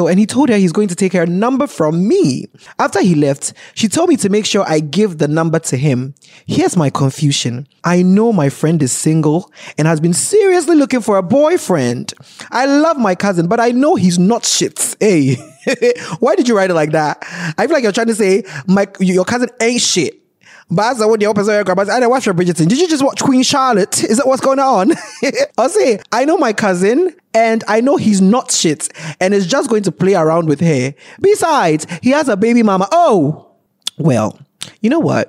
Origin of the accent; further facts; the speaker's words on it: Ghana; as a Ghanaian